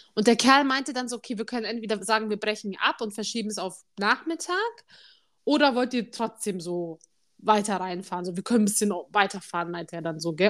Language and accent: German; Munich, Bavaria, Germany; wir sind aus München